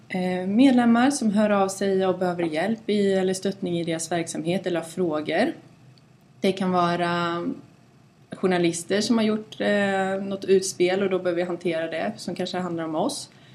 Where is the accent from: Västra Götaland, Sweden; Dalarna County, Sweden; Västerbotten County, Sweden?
Västra Götaland, Sweden; Mariestad; moved away as an adult; also born or lived in Stockholm; Mariestad där jag kommer ifrån.